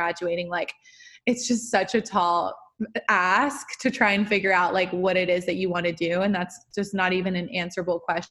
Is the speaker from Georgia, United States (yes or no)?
yes; Georgia, United States; moved away; I grew up like, in the suburbs of Georgia